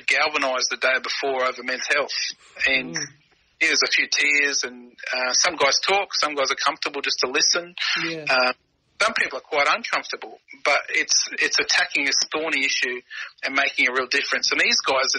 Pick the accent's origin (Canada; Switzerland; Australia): Australia; Toowoomba, Queensland; also born or lived in Townsville / Longreach; I grew up in Toowoomba and played rugby pretty late